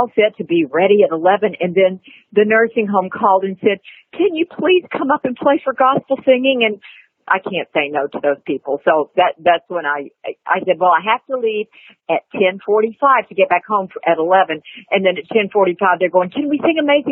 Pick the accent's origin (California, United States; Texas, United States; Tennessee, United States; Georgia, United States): Tennessee, United States; Nashville; I was born here in Nashville, Tennessee, Vanderbilt Hospital, in 1952, November 24th, 1952, and grew up here in Nashville